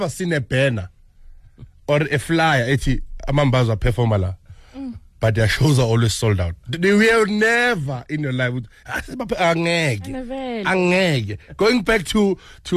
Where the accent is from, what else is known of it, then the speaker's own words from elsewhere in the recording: Ekurhuleni, Gauteng, South Africa; I'm from Ekurhuleni